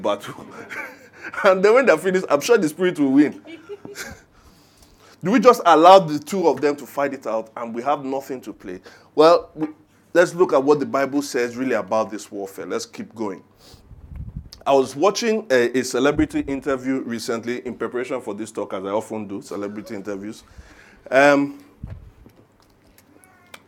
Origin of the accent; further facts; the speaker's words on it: Ijebu Ode, Ogun State, Nigeria; As a son of the soil. I'm from Ijebu Ode. I'm an Ijebu, a proud Ijebu man. I live on Ijebu land.